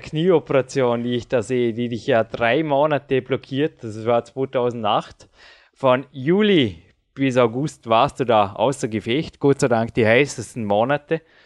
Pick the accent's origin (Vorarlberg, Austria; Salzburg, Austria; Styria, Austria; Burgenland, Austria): Vorarlberg, Austria; Dornbirn; also born or lived in Feldkirch; ich bin jetzt 34 Jahre alt, ich lebe seit 34 Jahren in Dornbirn. Bin zwar geboren in Felki, aber das war nur das Krankenhaus